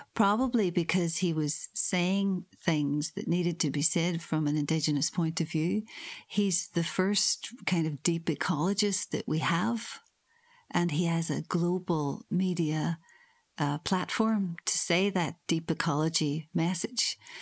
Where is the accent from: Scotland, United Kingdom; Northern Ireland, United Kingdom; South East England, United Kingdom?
Northern Ireland, United Kingdom; now in Hull, United Kingdom; I'm from Northern Ireland